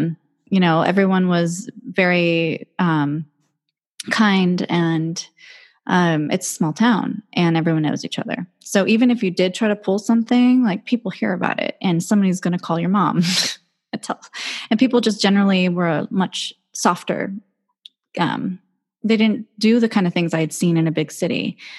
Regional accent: Maui, Hawaii, United States; also born or lived in Oahu; I grew up in Maui where we didn't see that happen among our fellow youth, because at my generation, there was hardly any Black people here that we could even see that comparison.

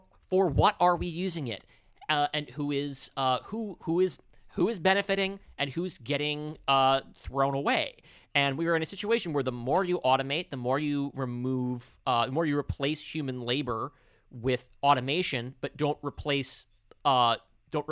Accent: New Jersey, United States; now in New York, United States; I'm a New Yorker. I grew up in New Jersey, which I will add is a fine place

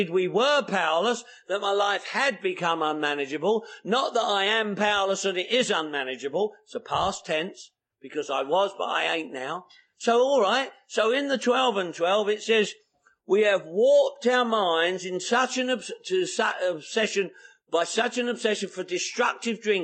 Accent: England, United Kingdom; also born or lived in London; now in United States; I'm English

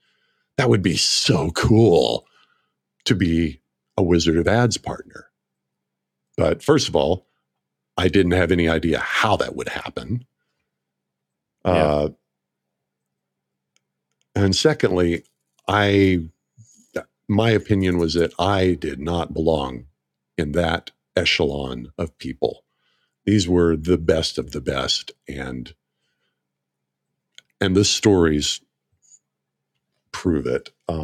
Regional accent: Oklahoma, United States; I grew up in Northeast Oklahoma, about 40 miles north of Tulsa.

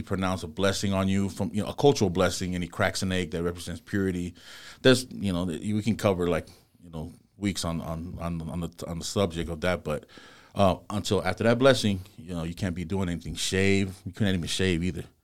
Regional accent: Compton, California, United States; I'm born and raised in Compton.

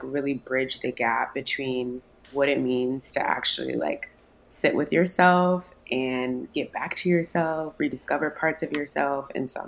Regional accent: Maryland, United States; now in Houston, United States; I'm currently based in Houston, Texas, but I'm originally from the East Coast. I'm from Maryland.

